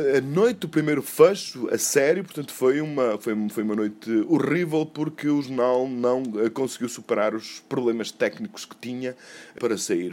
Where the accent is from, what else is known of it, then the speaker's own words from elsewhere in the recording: Douro, Portugal; tenho 54 anos, nasci no Douro